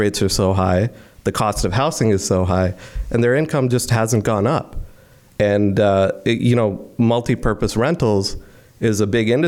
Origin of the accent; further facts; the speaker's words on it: Delhi, India; moved away as an adult; now in Canada; I grew up in India for 18 years